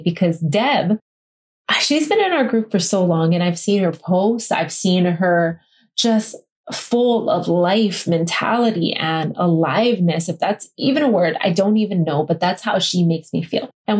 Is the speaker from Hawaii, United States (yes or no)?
yes; Kailua-Kona, Hawaii, United States; born or raised there